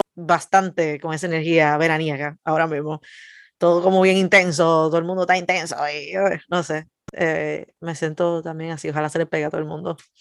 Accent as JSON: {"language": "Spanish", "country": "Dominican Republic", "moved": "yes"}